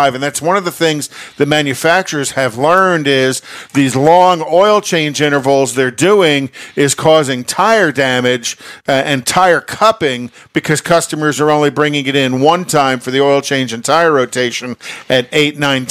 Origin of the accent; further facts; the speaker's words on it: New York, United States; I'm a New Yorker